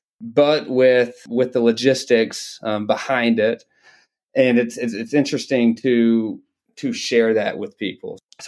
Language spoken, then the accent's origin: English; Dalton, Georgia, United States; I grew up in Dalton, Georgia, in the carpet capital of the world.